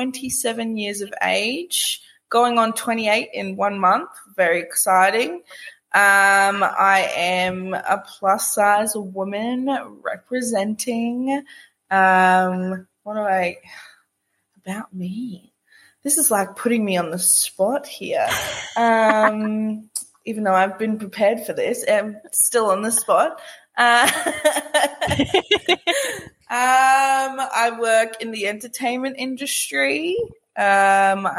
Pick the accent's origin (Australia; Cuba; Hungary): Australia; Brisbane, Queensland; also born or lived in Mackay; grew up Brisbane, born, bred, haven't really left